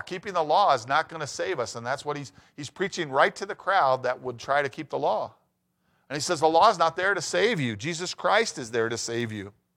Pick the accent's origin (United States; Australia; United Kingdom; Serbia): United States; Prescott, Arizona; my hometown of Prescott, Arizona